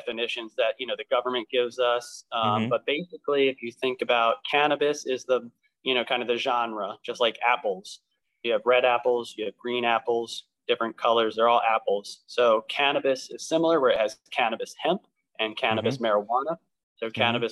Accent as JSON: {"language": "English", "area": "Lancaster County", "region": "Pennsylvania", "country": "United States", "tie": "born or raised there", "said": "I was born and raised here in Lancaster County"}